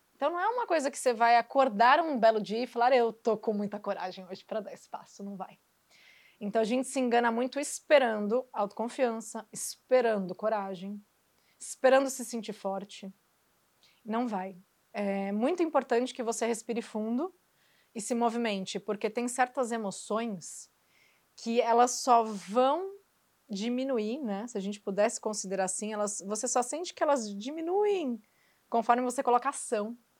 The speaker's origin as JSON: {"language": "Portuguese", "town": "Santos", "region": "São Paulo", "country": "Brazil", "also_born_or_lived": "Rio de Janeiro", "said": "Eu sou de Santos"}